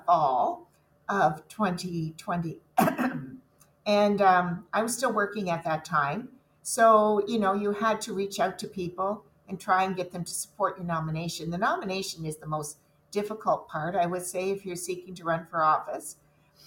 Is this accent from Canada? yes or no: yes; Dunnville, Ontario, Canada; also born or lived in Waterloo Region, Ontario; I was raised in Dunville